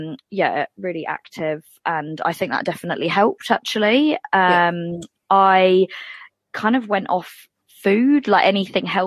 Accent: England, United Kingdom; moved away as an adult; now in Dunedin, New Zealand; as the accent suggests, I'm from England, but I've been here for nearly 10 years. So the accent's still going strong

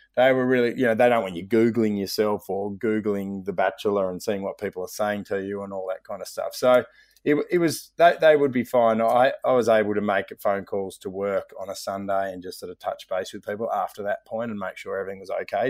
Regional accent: Melbourne, Victoria, Australia; I was from Melbourne

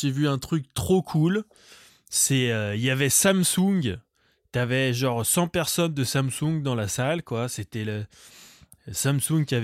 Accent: Vietnam; Enfin, je suis vietnamien, mais on s'en

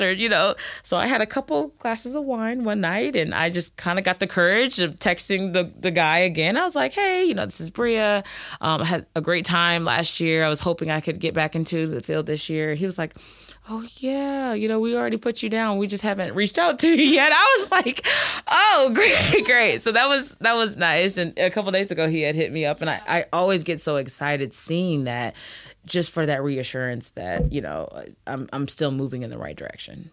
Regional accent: Indianapolis, Indiana, United States; moved away as an adult; also born or lived in Kentucky / Luleå, Sweden; I am from Indianapolis, Indiana. Played at Ben Davis High School

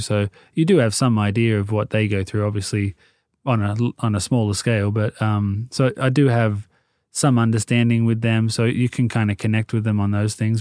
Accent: Sydney, New South Wales, Australia; moved away as an adult; now in Los Angeles, United States; I grew up in Sydney, um, well, Marrickville, and then we moved down to the Sutherland Shire

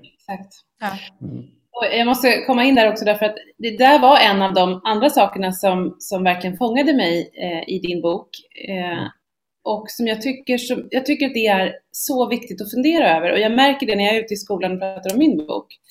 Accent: Sweden

